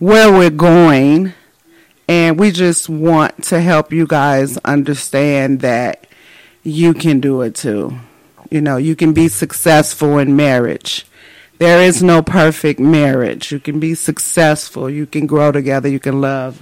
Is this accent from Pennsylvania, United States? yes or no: no; Chicago, Illinois, United States; moved away as an adult; also born or lived in Japan / Germany; now in California, United States; We're from Chicago. We're both from Chicago, born and raised